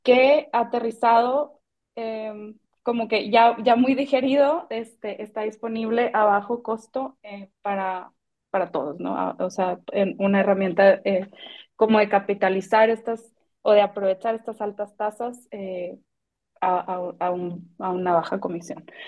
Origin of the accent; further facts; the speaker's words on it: Mexico; siendo mexicanos